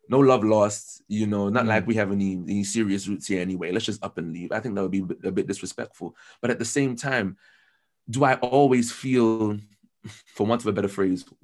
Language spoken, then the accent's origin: English; United Kingdom; So when I go to Trinidad, for example, I'm very British.